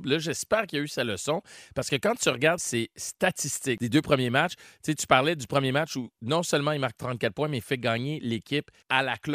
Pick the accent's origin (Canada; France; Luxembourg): Canada; Chicoutimi, Quebec; je viens de Chicoutimi, justement. Je suis tellement loin d'être né dans le ghetto.